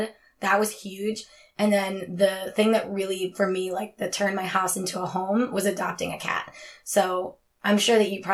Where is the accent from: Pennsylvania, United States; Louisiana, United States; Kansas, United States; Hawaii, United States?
Pennsylvania, United States; Philadelphia; also born or lived in Florida; I'm from Philly and I've lived in the same house my entire life